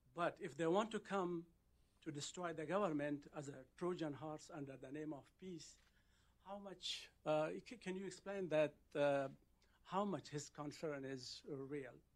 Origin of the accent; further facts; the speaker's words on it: Afghanistan; moved away; also born or lived in Pakistan; I'm originally from Afghanistan, and, uh, I, uh, migrated to Pakistan in nineteen eighty-one. from a village